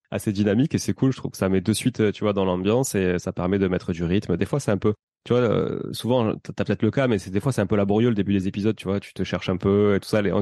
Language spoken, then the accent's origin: French; Toulouse, Occitania, France; accent: Toulouse accent; moved away as an adult; also born or lived in Canada; je suis né à Toulouse, ça s'entend peut-être un peu, ville de rugby et d'aéronautique dans le sud de la France. Je suis né à Toulouse dans une famille euh, totalement normale